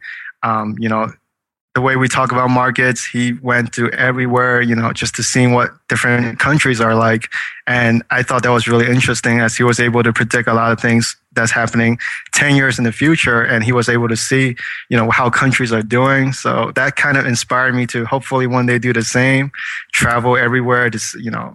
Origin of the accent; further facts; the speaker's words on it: China; moved away; I was born in China, so we're taught to eat everything that moves.